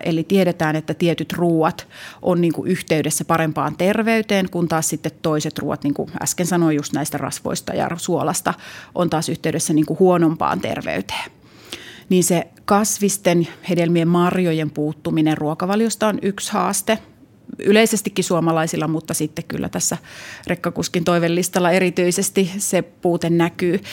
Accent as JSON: {"language": "Finnish", "town": "Jyväskylä", "region": "Central Finland", "country": "Finland", "tie": "born or raised there", "said": "Mä oon Jyväskylästä kotosi"}